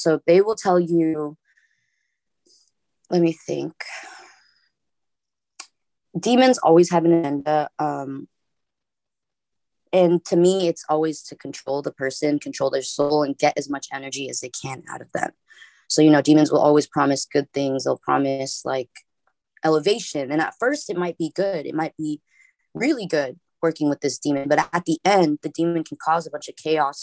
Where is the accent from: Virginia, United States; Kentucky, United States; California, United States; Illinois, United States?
California, United States; Los Angeles; I live in Los Angeles. I was born in Hollywood